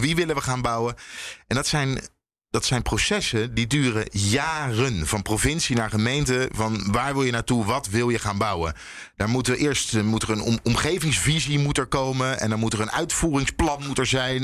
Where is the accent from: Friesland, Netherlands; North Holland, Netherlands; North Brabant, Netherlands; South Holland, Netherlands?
South Holland, Netherlands; Leiden; Ik kom dus uit Leiden